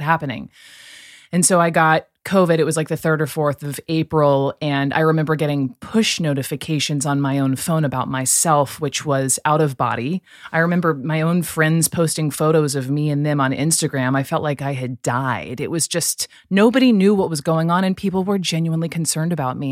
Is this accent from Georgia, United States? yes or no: yes; Atlanta, Georgia, United States; also born or lived in Chapel Hill, North Carolina; growing up in Atlanta, you you know we would go to Braves games